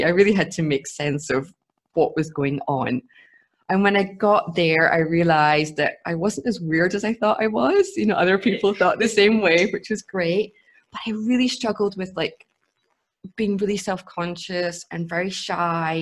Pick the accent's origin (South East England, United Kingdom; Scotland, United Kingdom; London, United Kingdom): Scotland, United Kingdom; now in Munich, Germany; I grew up in Scotland